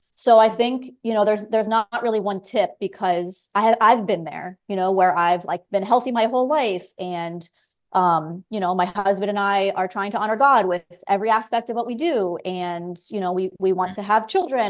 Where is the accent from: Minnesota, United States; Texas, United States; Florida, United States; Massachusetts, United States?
Florida, United States; South; moved away as an adult; also born or lived in San Diego, California / Los Angeles, California; now in Belize; I grew up in South Florida